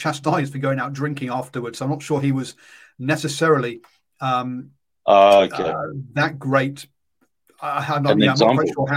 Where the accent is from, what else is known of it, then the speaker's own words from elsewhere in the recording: England, United Kingdom; As an Englishman